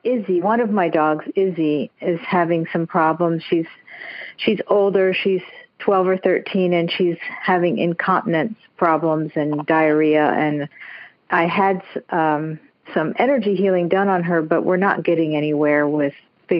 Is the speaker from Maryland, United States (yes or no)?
yes; Maryland, United States; I'm from Maryland, but I'm calling you from Canada, where I'm visiting right now, from Prince Edward Island.